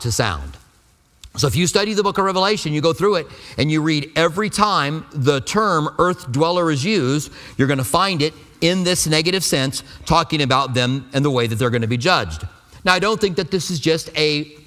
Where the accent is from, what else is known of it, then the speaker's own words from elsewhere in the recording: United States; I'm an American